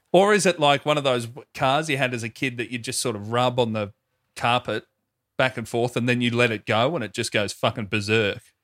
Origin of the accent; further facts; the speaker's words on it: Melbourne, Victoria, Australia; my hometown, Melbourne, Victoria